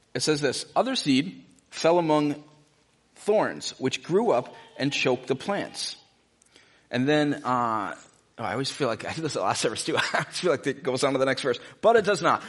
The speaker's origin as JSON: {"language": "English", "country": "United States", "said": "most of us as American Christians"}